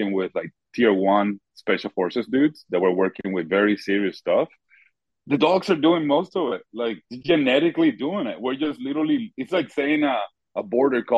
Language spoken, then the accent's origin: English; Puerto Rico; I'm from Puerto Rico, so I never had the hunting background.